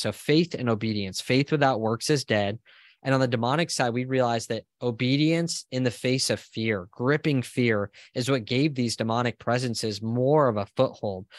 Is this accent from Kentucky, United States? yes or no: no; Southern California, United States; moved away as an adult; now in Austin, United States; I'm originally from Southern California. I'm now in Austin, Texas with my family